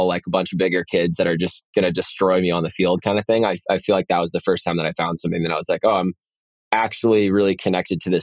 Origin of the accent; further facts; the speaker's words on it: San Francisco, California, United States; I grew up in San Francisco